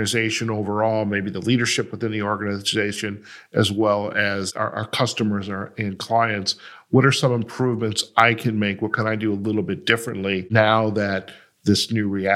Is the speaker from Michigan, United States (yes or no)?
yes; Detroit, Michigan, United States; I'm from Detroit